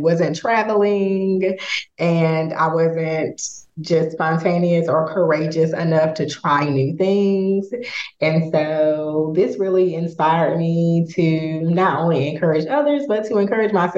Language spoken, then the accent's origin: English; Raleigh, North Carolina, United States; moved away as an adult; now in St. Louis, United States; I am originally from Raleigh, North Carolina, which is about 1,000 miles away. So just transitioning here to St. Louis